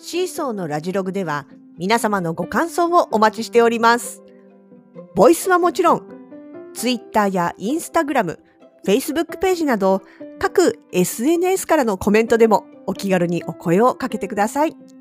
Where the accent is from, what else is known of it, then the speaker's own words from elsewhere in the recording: Kanto, Japan; now in Hokkaido, Japan; 関東育ちの私